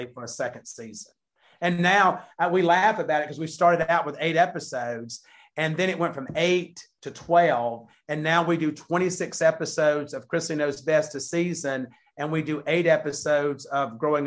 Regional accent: the South, United States; we're from the South

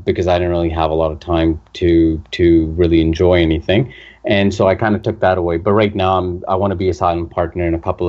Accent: Canada; also born or lived in Vancouver / Calgary; I'm from Canada. I've lived in Vancouver and Calgary for the last 15 years

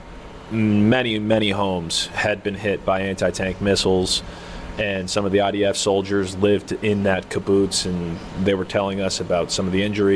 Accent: United States; as an American and not being used

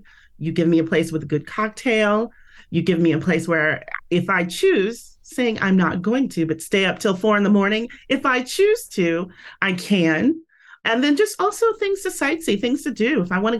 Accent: San Francisco, California, United States; moved away as an adult; now in Las Vegas, United States; I am originally from the Bay Area, San Francisco.

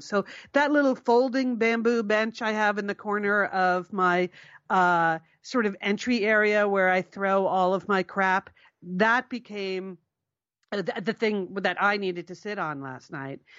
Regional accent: Connecticut, United States; we're Connecticut, we're from Connecticut

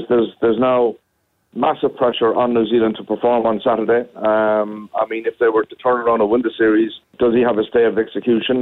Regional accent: Ireland; as an Irish person

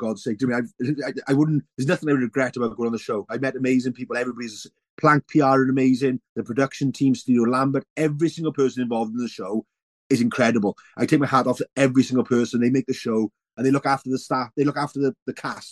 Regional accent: Welsh, Wales, United Kingdom; being Welsh

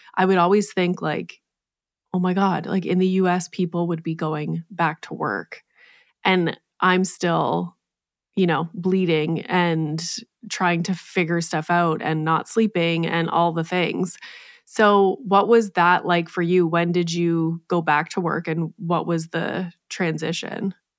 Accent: Canada; being Canadian

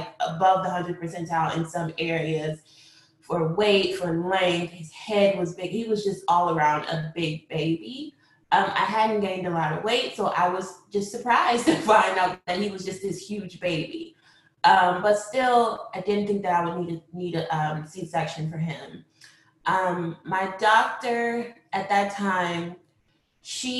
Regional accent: Grand Rapids, Michigan, United States; moved away as an adult; also born or lived in Washington, D.C.; now in Maryland, United States; I'm originally from Grand Rapids, Michigan. I came to D.C. in 2004 to attend Howard University.

